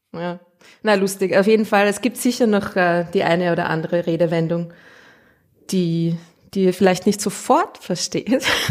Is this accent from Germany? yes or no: no; Austria; accent: Austrian; ich rede zu Österreichisch